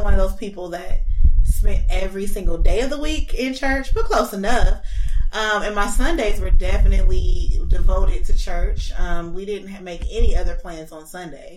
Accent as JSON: {"language": "English", "town": "Los Angeles", "region": "California", "country": "United States", "tie": "born or raised there", "said": "I am from Los Angeles, born and raised."}